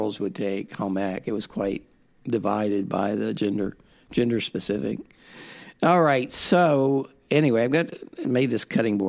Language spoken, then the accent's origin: English; Ohio, United States; I've done some research on the Lucasville riot because it's near my hometown.